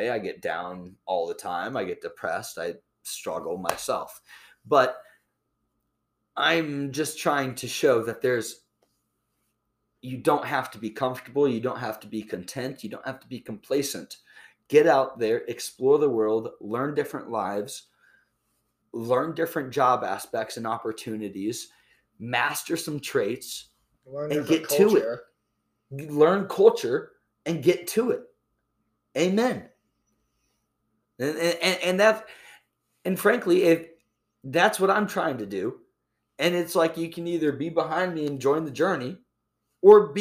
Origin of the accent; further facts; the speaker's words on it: Iowa, United States; I was born and raised in Iowa